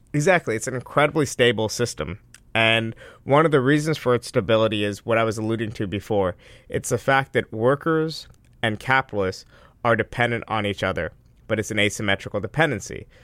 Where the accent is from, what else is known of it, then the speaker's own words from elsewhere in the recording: Westchester, New York, United States; I grew up in Westchester